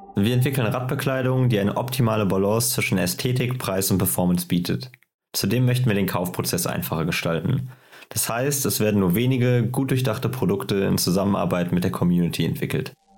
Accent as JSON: {"language": "German", "town": "Cologne", "region": "North Rhine-Westphalia", "country": "Germany", "said": "Wir kommen beide aus Köln"}